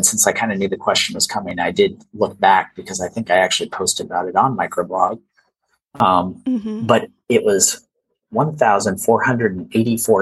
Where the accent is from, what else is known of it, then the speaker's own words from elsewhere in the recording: Iowa, United States; moved away; I grew up in Iowa